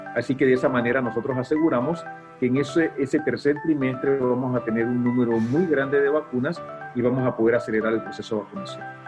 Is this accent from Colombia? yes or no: no; Panama; nosotros los panameños